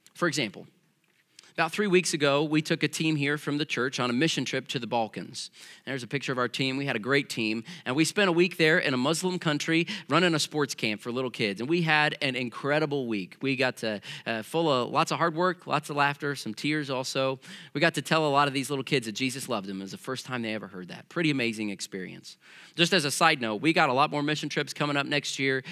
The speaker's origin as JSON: {"language": "English", "region": "Missouri", "country": "United States", "tie": "born or raised there", "said": "growing up in Missouri"}